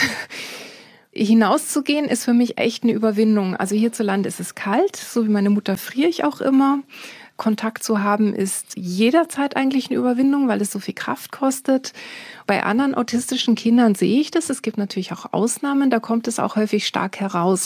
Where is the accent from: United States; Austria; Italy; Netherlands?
Netherlands; Bible Belt; moved away; Ich bin, wie gesagt, in den Niederlanden aufgewachsen, in einem kleinen Dorf